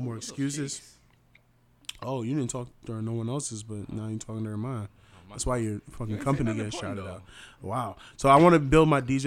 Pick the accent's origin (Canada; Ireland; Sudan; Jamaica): Jamaica; now in Springfield, United States; I'm Jamaican